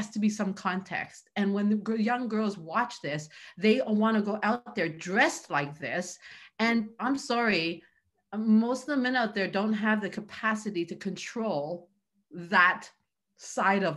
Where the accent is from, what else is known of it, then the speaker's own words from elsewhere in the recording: Canada; I come from a culture, I'm Chinese, where that just does not happen, right? So and I grew up in Canada